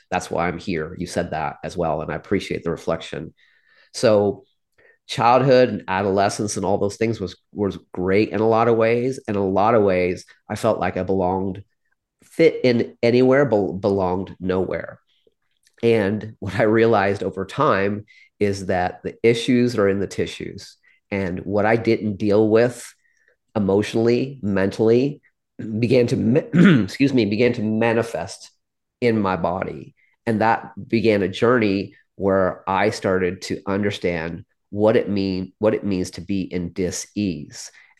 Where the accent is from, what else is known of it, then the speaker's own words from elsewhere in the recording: Midwest, United States; I am from a small Midwestern town. My dad was an immigrant who grew up in abject poverty